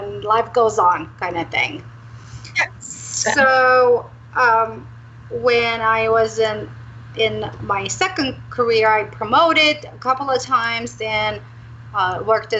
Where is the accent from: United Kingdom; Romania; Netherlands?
Romania; moved away; also born or lived in Arizona; I'm originally from Romania